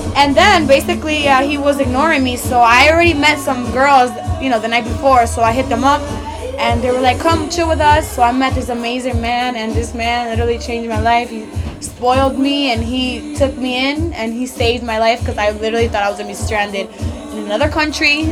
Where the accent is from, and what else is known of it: New York City, New York, United States